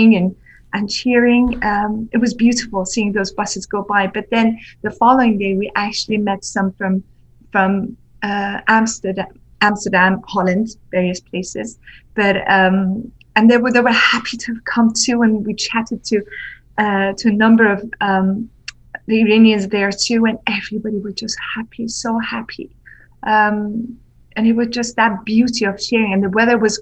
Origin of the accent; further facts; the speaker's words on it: Sweden; moved away as an adult; also born or lived in Iran; now in London, United Kingdom; I was brought up in Sweden